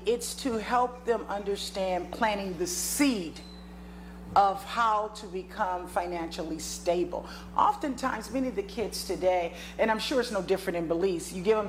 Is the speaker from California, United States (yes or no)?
yes; Compton, California, United States; I'm originally from Compton, California, United States. All right. Born and raised. Yes, as they call it, the hood.